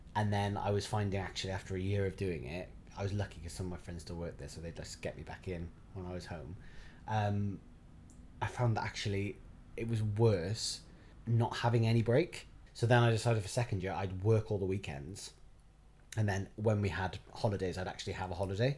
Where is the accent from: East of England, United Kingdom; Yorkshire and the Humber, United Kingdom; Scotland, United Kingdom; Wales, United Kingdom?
Wales, United Kingdom; Barry; I was born in Barry. Um, My mum is from Penarth. My dad is from Barry Island